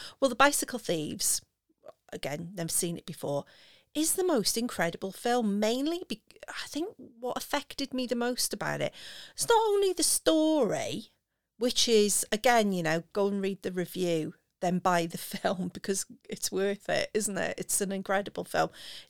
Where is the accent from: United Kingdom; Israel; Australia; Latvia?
United Kingdom; Wales; me being Welsh.